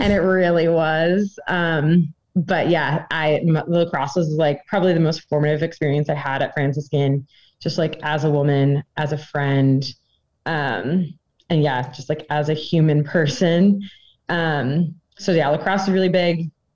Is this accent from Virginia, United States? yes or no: yes; Northern Virginia, United States; moved away as an adult; now in Gaming, Austria; I'm from Northern Virginia